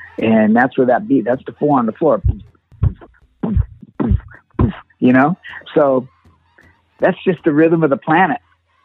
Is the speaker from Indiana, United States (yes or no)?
no; San Diego, California, United States; I was always brought up growing up in San Diego, California.